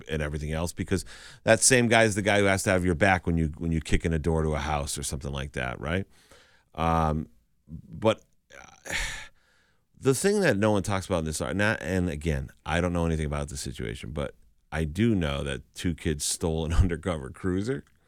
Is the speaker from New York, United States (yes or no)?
no; Western Massachusetts, United States; I'm from Western Mass.